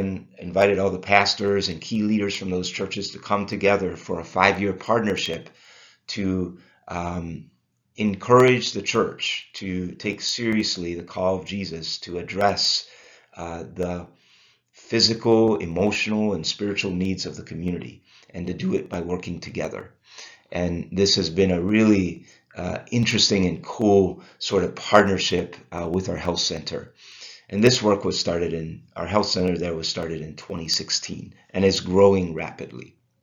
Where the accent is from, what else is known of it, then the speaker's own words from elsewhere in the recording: Lancaster, Pennsylvania, United States; born there; also born or lived in Belize; I was born in Lancaster, Pennsylvania, as was my wife, Joyce.